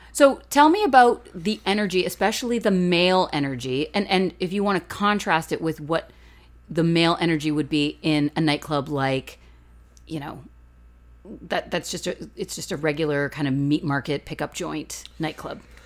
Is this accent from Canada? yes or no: yes; Canada; we're Canadian.